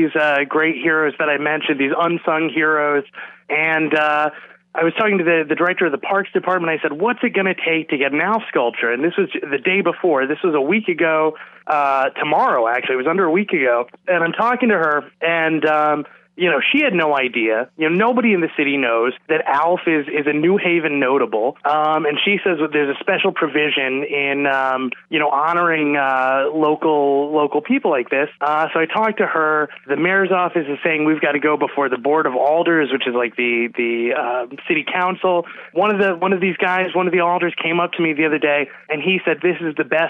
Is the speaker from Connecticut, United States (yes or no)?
yes; New Haven, Connecticut, United States; I'm from New Haven. I was born and raised in New Haven.